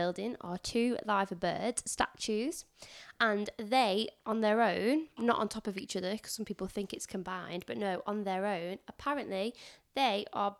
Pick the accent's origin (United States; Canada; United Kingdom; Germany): United Kingdom; England; I mean, I'm Northern, so I suppose if you were in London...